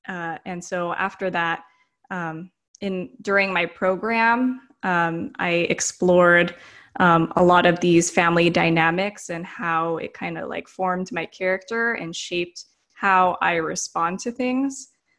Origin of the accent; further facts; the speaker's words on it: United States; born there; So my parents immigrated from the Philippines in the 1970s. They came to America and then I was born in America and so was my brother.